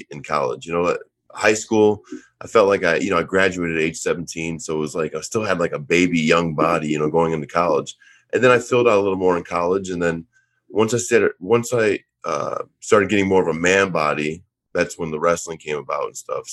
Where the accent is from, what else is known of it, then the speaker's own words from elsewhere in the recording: Auburn, New York, United States; moved away as an adult; also born or lived in Orlando, Florida; growing up in Syracuse, Auburn, New York, it's called actually Auburn, New York, you know, big Yankee country, upstate New York